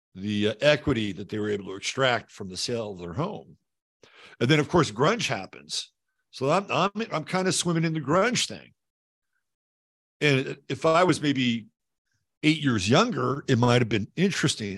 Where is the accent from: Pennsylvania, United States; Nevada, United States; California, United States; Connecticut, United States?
California, United States; Bay Area; moved away as an adult; also born or lived in Davenport, Iowa / Seattle, Washington; I grew up in the Bay Area